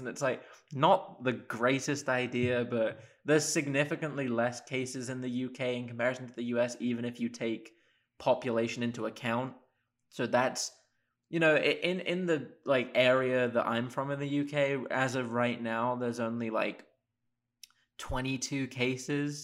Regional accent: Oxford, South East England, United Kingdom; moved away as an adult; now in Ann Arbor, United States; I'm from Oxford in England originally.

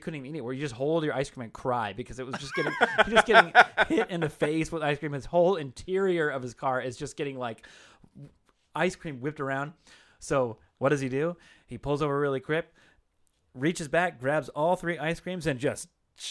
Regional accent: Washington, United States; We used to live, I grew up in Eastern Washington. And if you don't know, up in the Pacific Northwest, the Seattle area where I really grew up is luscious green rain

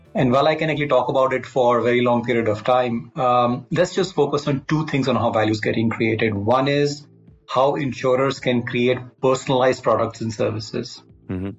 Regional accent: Delhi, India; also born or lived in Kashmir; I'm uh, born and brought up in Delhi largely, uh, though I must say I, I, spent some time in Kashmir.

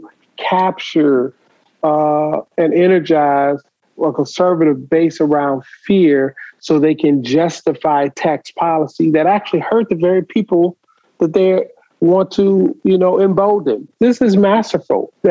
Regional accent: Detroit, Michigan, United States; Growing up in Detroit, I used to watch Coleman Young.

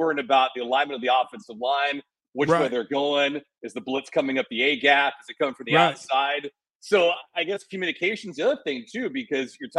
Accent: Southern California, United States; moved away as an adult; also born or lived in Los Angeles; now in Fort Lauderdale, United States; Southern California cat, I moved to South Florida this year

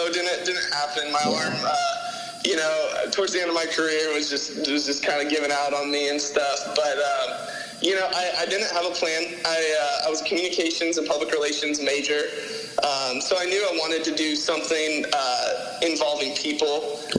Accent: San Luis Obispo, California, United States; moved away as an adult; also born or lived in North Carolina / Mesa; now in Nashville, United States; I love my hometown crowd.

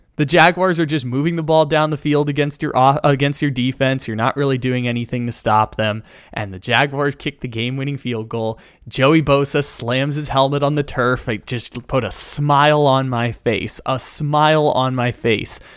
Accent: San Diego, California, United States; now in Sacramento, United States; I'm born and raised in San Diego

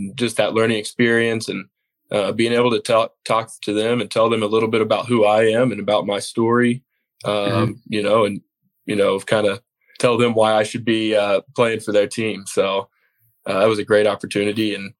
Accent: Lubbock, Texas, United States; also born or lived in Midland, Texas; So Lubbock, I grew up in Lubbock, and graduated my senior year in Midland.

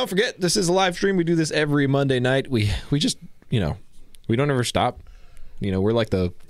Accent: California, United States; I'm from California.

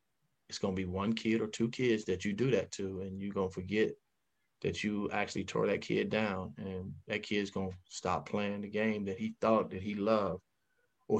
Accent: Chicago, Illinois, United States; moved away as an adult; also born or lived in Denver / Detroit; I was raised in Chicago, born in Cook County Hospital

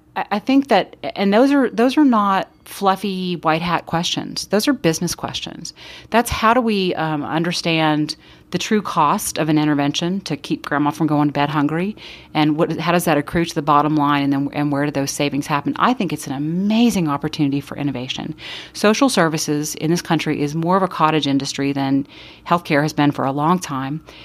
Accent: Austin, Texas, United States; I grew up in Austin, and I grew up in a poor neighborhood there

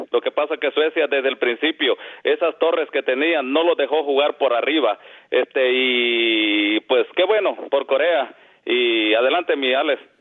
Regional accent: El Salvador; now in Chicago, United States; soy salvadoreño

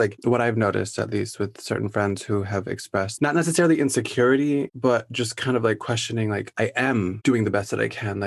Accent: Midwest, United States; Me growing up in the Midwest

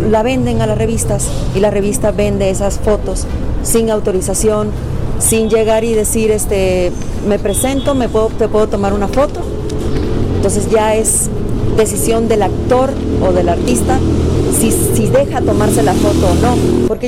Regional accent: Mexico; Soy mexicana y me considero mexicana y no por nacer en otro lugar

